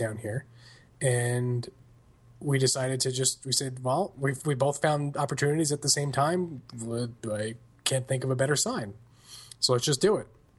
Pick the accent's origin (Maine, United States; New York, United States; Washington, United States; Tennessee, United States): New York, United States; Long Island; moved away as an adult; now in Franklin, United States; I grew up on Long Island.